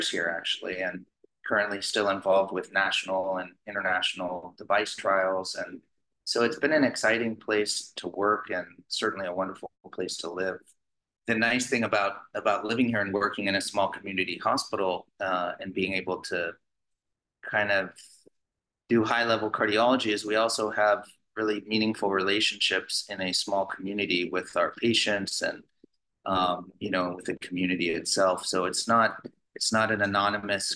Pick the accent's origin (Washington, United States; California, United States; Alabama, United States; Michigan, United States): California, United States; San Francisco Bay Area; I grew up actually in the San Francisco Bay Area because my father and family moved us up here when I was 3 and a half